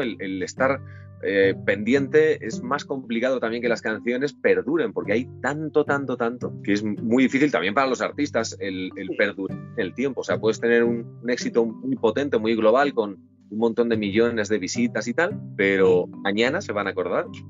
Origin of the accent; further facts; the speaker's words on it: Valencia, Valencian Community, Spain; Yo soy de Valencia